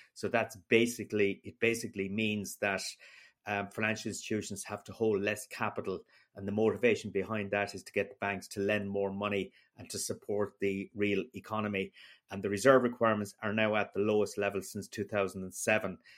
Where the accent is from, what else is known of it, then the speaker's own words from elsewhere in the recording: Ireland; me as an Irish person in Brussels